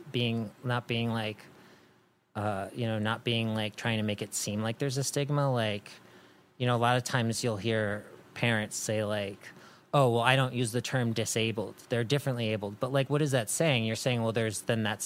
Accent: East Coast, United States; moved away as an adult; now in Los Angeles, United States; I grew up on the East Coast, and, you know, there's a different energy there.

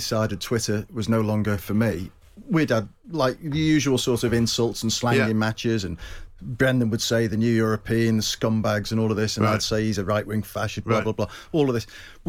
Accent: Liverpool, North West England, United Kingdom; I'm a Scouser.

